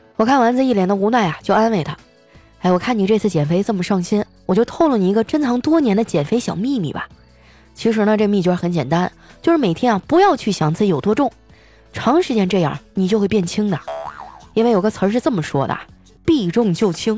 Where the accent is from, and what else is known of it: Qitaihe, Heilongjiang, China; born or raised there; now in Shanghai, China